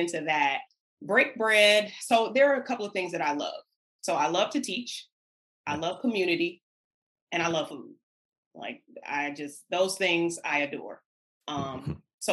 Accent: Detroit, Michigan, United States; I was born and raised in Detroit

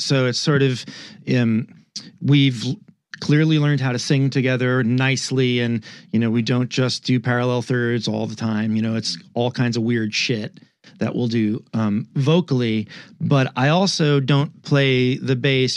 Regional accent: New York, United States; I'm from New York

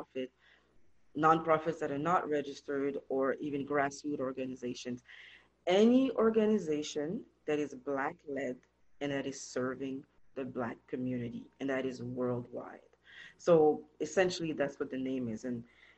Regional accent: Montreal, Quebec, Canada; now in Toronto, Canada; I was born and raised in Montreal, Canada

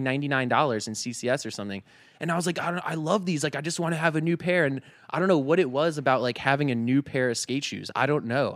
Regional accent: Northern Virginia, United States; also born or lived in Richmond, Virginia; I, I grew up in Virginia, n, uh, Northern Virginia.

